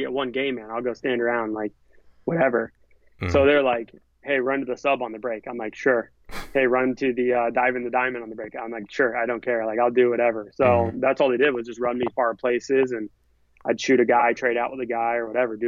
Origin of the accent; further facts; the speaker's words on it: Southern California, United States; I was from SoCal